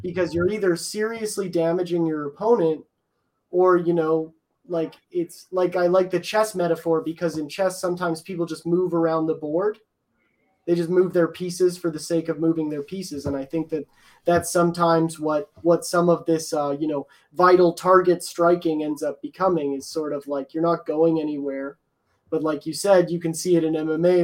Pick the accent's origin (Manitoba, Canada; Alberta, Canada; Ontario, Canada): Alberta, Canada; Edmonton; I'm from Edmonton